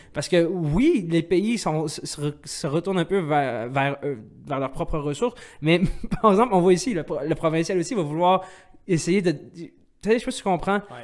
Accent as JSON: {"language": "French", "country": "Algeria", "said": "je suis algérien"}